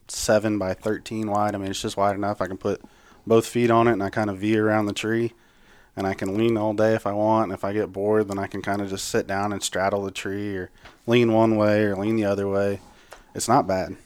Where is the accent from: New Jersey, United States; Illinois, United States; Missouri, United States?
Missouri, United States; Higginsville; now in Blue Springs, United States; Right now, I call Blue Springs home. I'm from Higginsville.